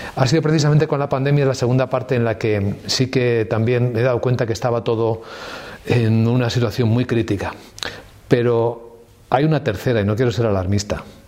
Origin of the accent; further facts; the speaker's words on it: Ávila, Castile and León, Spain; Yo soy de Ávila